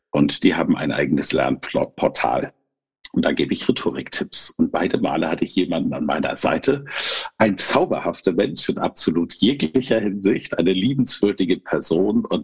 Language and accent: German; Kiel, Schleswig-Holstein, Germany; Sie kommt aus meiner alten Heimat, aus Kiel.